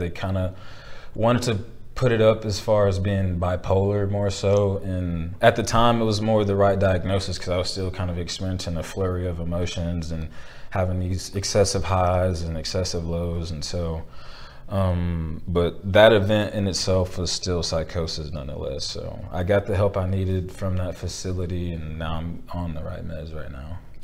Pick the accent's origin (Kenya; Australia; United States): United States; Belton, Texas; my hometown